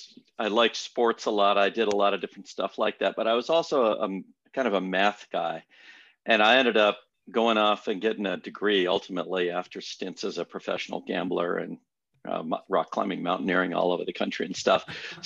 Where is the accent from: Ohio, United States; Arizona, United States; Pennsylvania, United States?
Arizona, United States; Scottsdale; Yeah, I grew up out in North Scottsdale, but you got to imagine North Scottsdale in 1957.